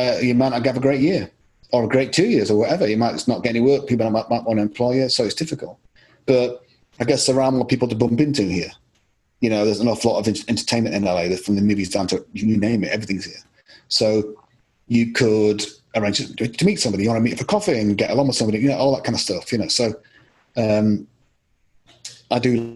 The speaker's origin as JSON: {"language": "English", "region": "Yorkshire and the Humber", "country": "United Kingdom", "tie": "born or raised there", "also_born_or_lived": "Scotland", "said": "I lived a lot of my life in Yorkshire"}